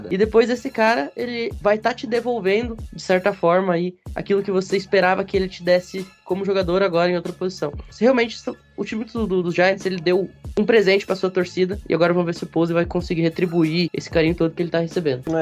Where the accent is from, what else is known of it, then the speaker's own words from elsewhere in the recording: Rio Grande do Sul, Brazil; O meu meu comentário inicial, já que tanto eu quanto o João somos gaúchos